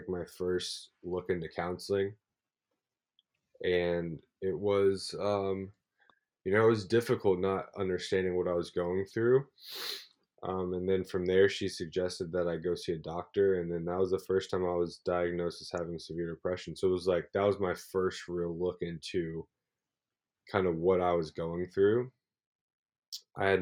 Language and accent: English; Louisville, Kentucky, United States; moved away as an adult; also born or lived in Muncie, Indiana / Australia; I'm from Louisville, Kentucky. I grew up in Louisville